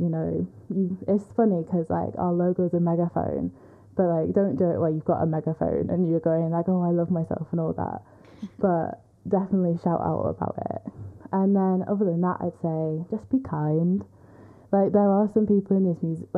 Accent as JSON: {"language": "English", "town": "Manchester", "region": "North West England", "country": "United Kingdom", "said": "I'm from Manchester"}